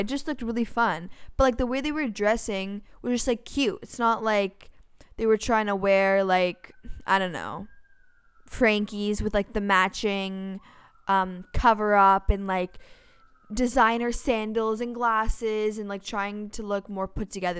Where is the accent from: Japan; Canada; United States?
Canada; Toronto, Ontario; We're also from Toronto